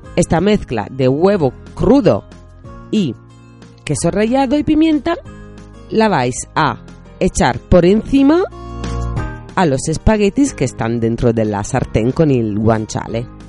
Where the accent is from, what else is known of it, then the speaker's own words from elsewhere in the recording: Italy; los italianos pues no, nos gusta este tipo de error. Somos así de tiquismiquis